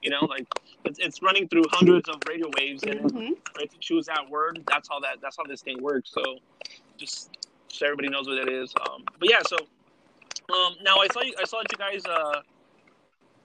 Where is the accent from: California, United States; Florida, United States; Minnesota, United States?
California, United States; Los Angeles; we're from Los Angeles